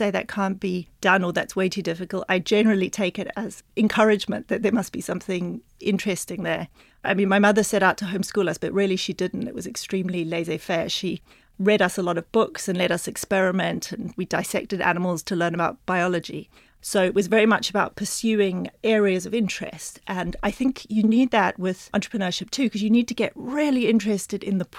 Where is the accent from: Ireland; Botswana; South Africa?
Botswana; also born or lived in United Kingdom / New Zealand; So I was born in Britain, but spent most of my childhood in Botswana, a little bit in New Zealand, but then Botswana, in the middle of the bush, 200 kilometers from the nearest store